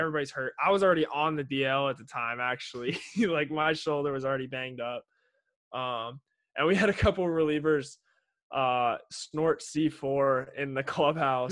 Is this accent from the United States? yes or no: yes; Kansas City, Missouri, United States; I'm from Kansas City